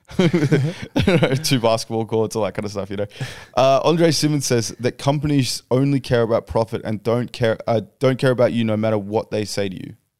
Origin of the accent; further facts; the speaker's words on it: Australia; We're all from Australia